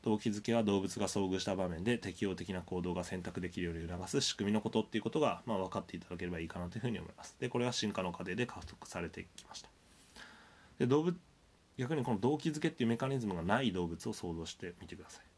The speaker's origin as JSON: {"language": "Japanese", "town": "Sendai", "region": "Miyagi", "country": "Japan", "tie": "born or raised there", "said": "僕宮城県仙台市出身なんですけど"}